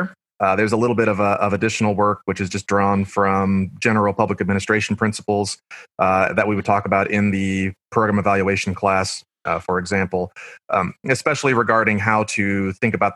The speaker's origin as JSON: {"language": "English", "town": "Blue Springs", "region": "Missouri", "country": "United States", "tie": "born or raised there", "also_born_or_lived": "Paducah, Kentucky", "moved": "as an adult", "lives_now": "Kentucky, United States", "said": "I worked at my hometown in Missouri, Blue Springs"}